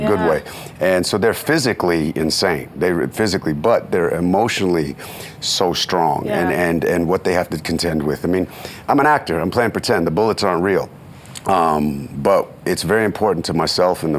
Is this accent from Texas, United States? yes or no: no; Oakland, California, United States; moved away; I come from East Oakland, which is the hood